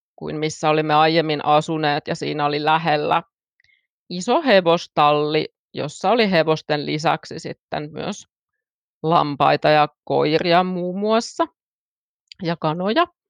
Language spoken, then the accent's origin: Finnish; Finland; vietin lapsuuteni pääosin maalla